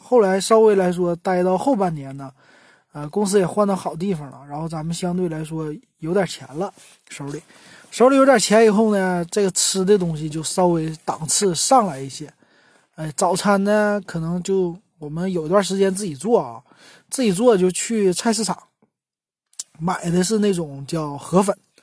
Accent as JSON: {"language": "Chinese", "region": "Northeast China", "country": "China", "also_born_or_lived": "Beijing / Guangzhou", "moved": "as an adult", "said": "我作为一个东北人，从北，呃，从北方，啊，一下子就到了南方"}